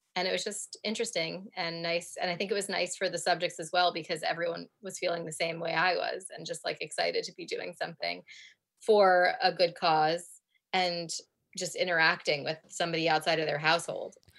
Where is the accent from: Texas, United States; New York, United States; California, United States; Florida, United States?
New York, United States; New York City; moved away as an adult; now in Cambridge, United Kingdom; We're both from New York, and we happen to both live in Cambridge, England